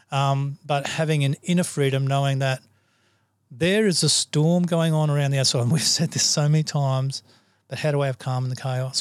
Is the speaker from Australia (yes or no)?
yes; Australia; I'm an Aussie